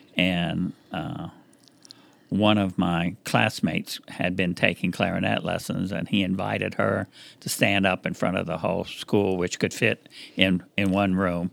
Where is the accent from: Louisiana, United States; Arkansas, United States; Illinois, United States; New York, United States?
Louisiana, United States; Breaux Bridge; growing up in Louisiana, you know, where I come from is Cajun and Zydeco.